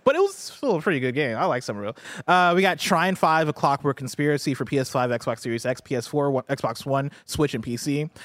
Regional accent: Champaign, Illinois, United States; moved away; I grew up in Champaign, Illinois, which is a town that's, like, in central Illinois

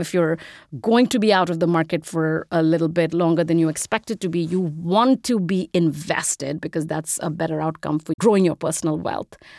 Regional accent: India; moved away as an adult; I'm an immigrant, if you can't tell from the accent. I grew up in India. I moved here when I was eighteen to go to college.

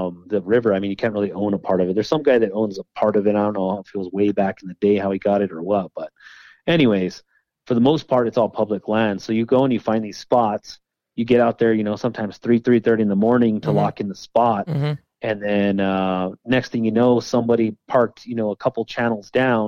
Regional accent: New Mexico, United States; I've been born and raised here

